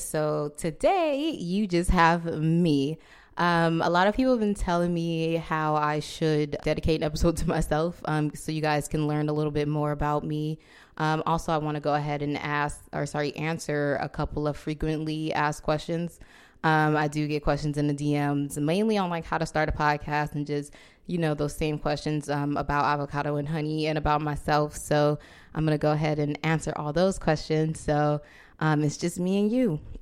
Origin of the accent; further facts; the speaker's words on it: Compton, California, United States; moved away as an adult; now in New York City, United States; I'm from Los Angeles, L A, Compton